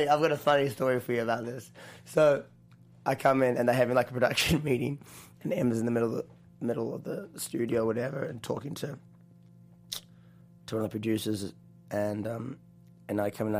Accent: New Zealand; accent: New Zealand; also born or lived in Australia; now in United States; little connection there with New Zealand and my accent

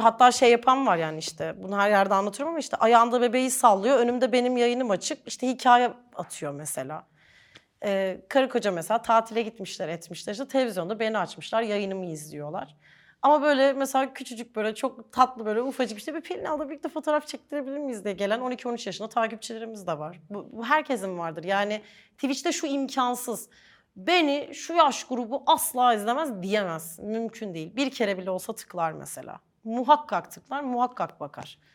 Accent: Ankara, Turkey; toprak manzaralı bir yerde büyüdüğüm için Ankara'da

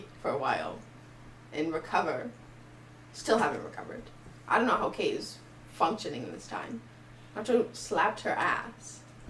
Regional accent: New York, United States; I'm from New York.

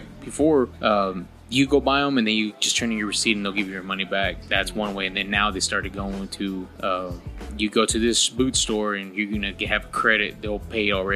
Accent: Texas, United States; from Texas

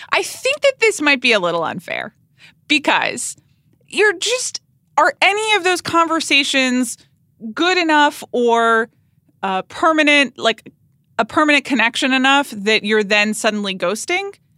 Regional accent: Atlanta, Georgia, United States; I grew up in Atlanta, Georgia

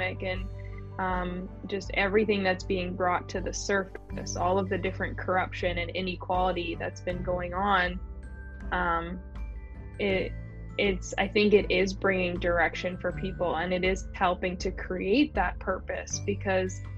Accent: Canada; I pretty much grew up in a fairly small town here

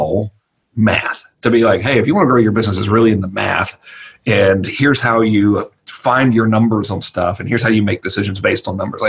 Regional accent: Georgia, United States; in normal redneck terminology, I'm from Georgia

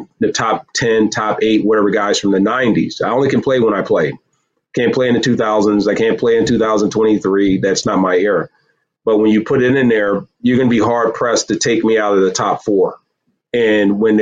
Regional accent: Virginia, United States; also born or lived in Michigan; now in Southeast Michigan, United States; born in Virginia, raised in Michigan.

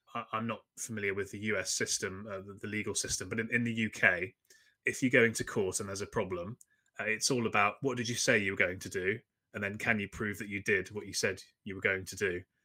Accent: London, United Kingdom; I'm from London in the U K

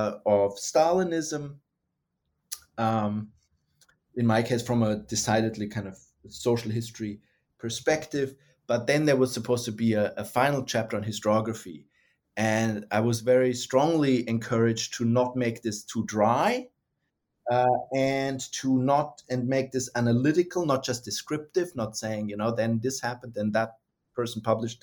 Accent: Germany; English is a second language; moved away as an adult; also born or lived in United States; now in Australia; the perspective of somebody who is, you know, was born and raised in Germany, got interested in Russia and then the Soviet Union, and then was trained in the United States and ended up in Australia.

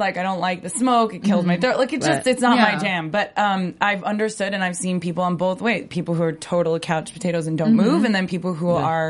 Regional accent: Long Island, New York, United States; now in California, United States; I'm from Long Island, and being out here in California.

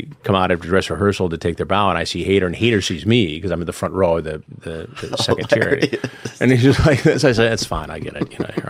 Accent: Detroit, Michigan, United States; I'm from Detroit originally, mm-hmm. and I'm back there a lot.

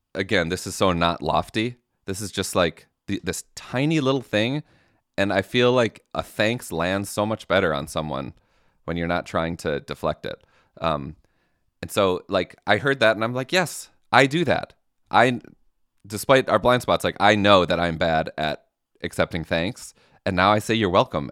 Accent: Midwest, United States; I'm from the Midwest

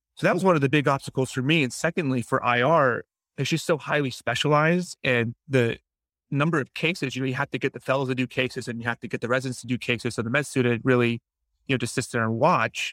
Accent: Jacksonville, Florida, United States; also born or lived in Grenada; my hometown, Jacksonville, Florida

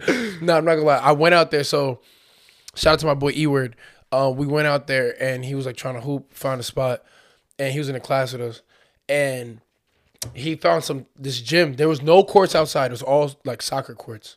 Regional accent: United States; accent: American; they heard my American accent

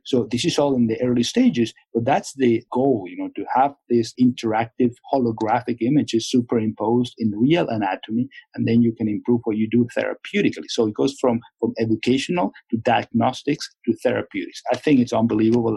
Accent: Venezuela; moved away; I'm from Venezuela

